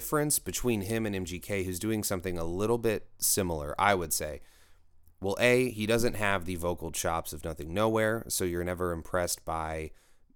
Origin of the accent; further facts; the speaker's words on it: Kansas City, United States; I'm from Kansas City